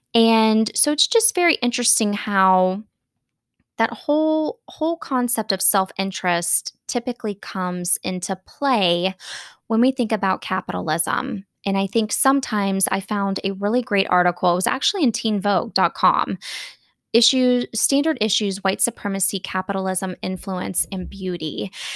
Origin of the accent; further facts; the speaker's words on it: Florida, United States; I grew up in Florida